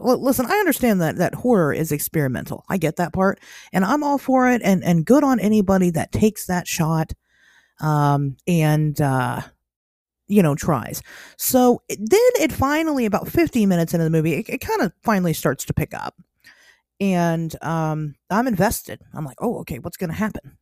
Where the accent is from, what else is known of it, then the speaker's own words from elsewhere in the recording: Ohio, United States; moved away; as an Ohioan